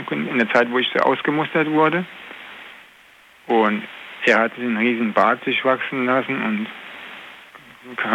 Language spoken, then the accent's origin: German; Koblenz, Rhineland-Palatinate, Germany; komme aus Koblenz und äh, ich wohne, wohne, allerdings damals noch nicht in Koblenz, ich habe in Nachstetten gewohnt.